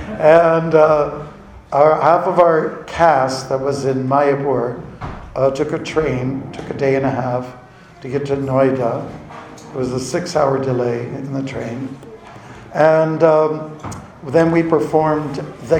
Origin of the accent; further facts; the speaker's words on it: Canada; I'm from Canada